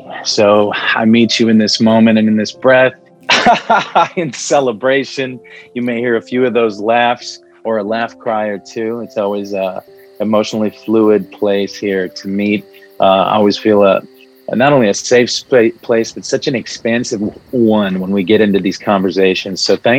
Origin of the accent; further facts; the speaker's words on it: Palestine; first language Arabic; English is a second language; I'm a Palestinian man, galactic heart, and here meeting with you. I just expressed in Arabic in my native tongue